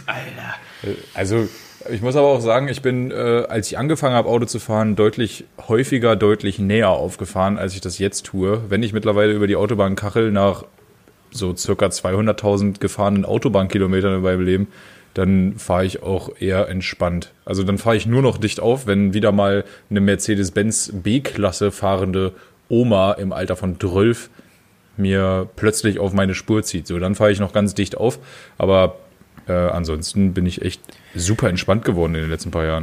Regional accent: Germany; moved away; ich komme halt aus dem Harz

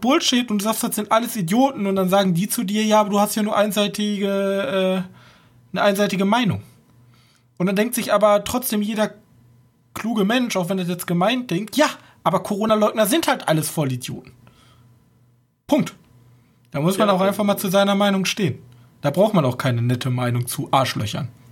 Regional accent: Germany

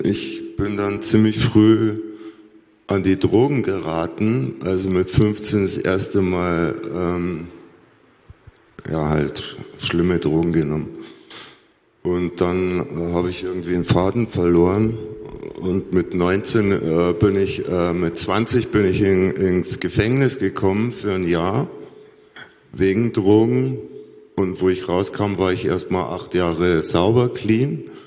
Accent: Munich, Bavaria, Germany; now in Berlin, Germany; Bin geboren in München

